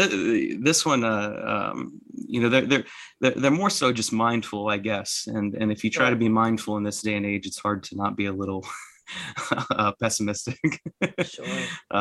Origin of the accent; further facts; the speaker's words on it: Pomeroy, Ohio, United States; now in Belpre, United States; I'm originally from Pomeroy, Ohio, which is in Meigs County.